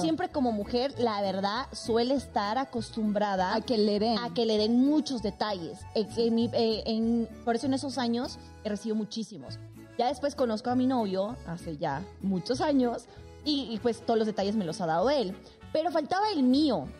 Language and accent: Spanish; Sucre, Chuquisaca, Bolivia; moved away; en mi ciudad natal, Sucre